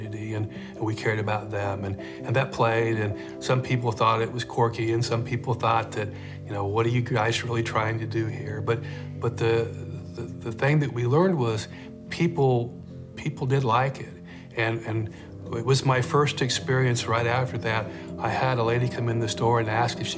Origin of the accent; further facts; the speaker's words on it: Independence, Kansas, United States; now in Wichita, United States; I grew up in Independence, Southeast Kansas